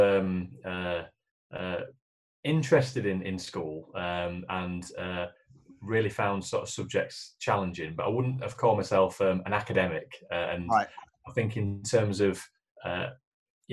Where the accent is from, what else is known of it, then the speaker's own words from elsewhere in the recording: Leeds, Yorkshire and the Humber, United Kingdom; I grew up in Leeds, and Leeds born and bred, as you probably gather from the accent